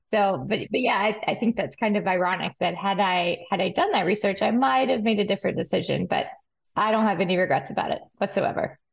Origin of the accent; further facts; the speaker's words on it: Amarillo, Texas, United States; moved away as an adult; also born or lived in Mississippi; now in Kentucky, United States; I'm from West Texas in Amarillo